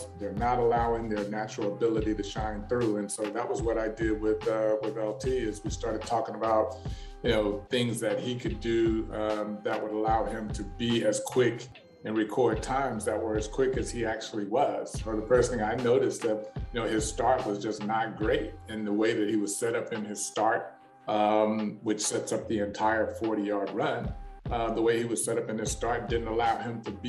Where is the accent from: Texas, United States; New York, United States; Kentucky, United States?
Texas, United States; Dallas; also born or lived in Waco, Texas; I'm from Dallas, but I went to Baylor, which is in Waco.